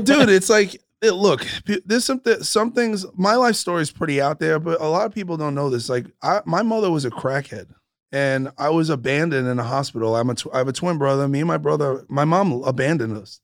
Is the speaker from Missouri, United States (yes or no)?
no; New York, United States; moved away as an adult; also born or lived in San Francisco / Las Vegas / Los Angeles; now in Huntington Beach, United States; I grew up in New York, but I've been touring for twenty years in this country